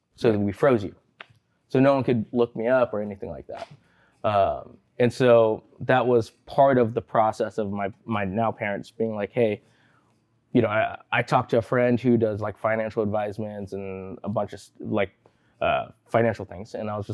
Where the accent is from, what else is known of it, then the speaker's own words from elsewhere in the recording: Martinez, California, United States; born there; I was born in Martinez, the Bay Area.